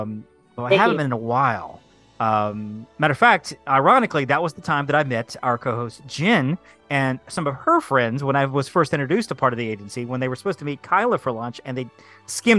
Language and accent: English; Alabama, United States; I'm from Alabama